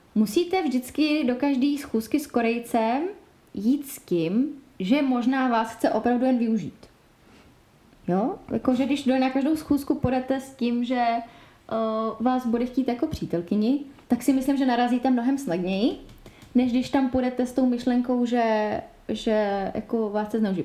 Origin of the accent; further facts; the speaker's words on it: Czechia; u nás v Čechách